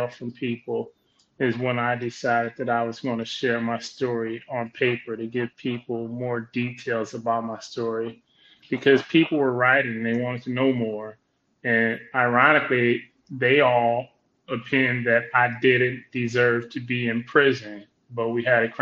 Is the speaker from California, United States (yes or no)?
yes; Compton, California, United States; Compton, California, South Los Angeles